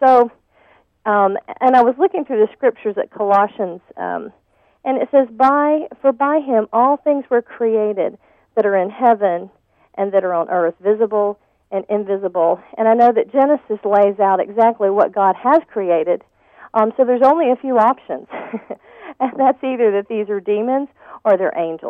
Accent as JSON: {"language": "English", "town": "Pascagoula", "region": "Mississippi", "country": "United States", "tie": "born or raised there", "moved": "yes", "lives_now": "Lancaster", "said": "I was born in Pascagoula, Mississippi"}